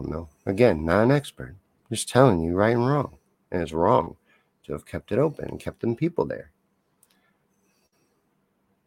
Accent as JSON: {"language": "English", "region": "Kentucky", "country": "United States", "tie": "born or raised there", "moved": "as an adult", "lives_now": "Missouri, United States", "said": "I lived in Kentucky from about age 8 to age 18"}